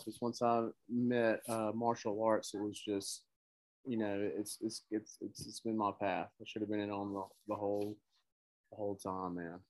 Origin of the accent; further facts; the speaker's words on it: Fulton, Mississippi, United States; also born or lived in Tupelo, Mississippi; I'm from Fulton, Mississippi. Uh, I was born in Tupelo, but for the majority of my life, I was I've lived in Fulton and uh, Tupelo